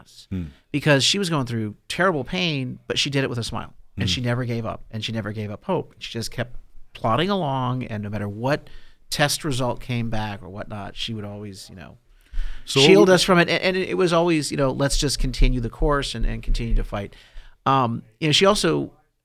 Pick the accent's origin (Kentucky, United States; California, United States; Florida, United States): California, United States; Orange County; I grew up in Orange County in a pretty, middle-class environment